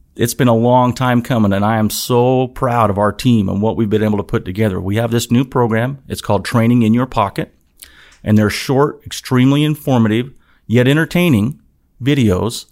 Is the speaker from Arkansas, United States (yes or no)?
no; Utah, United States; moved away as an adult; also born or lived in Nevada / West Virginia; I, I grew up in Utah, went to school in Utah, uh, lived in Nevada a little bit as a child and as an adult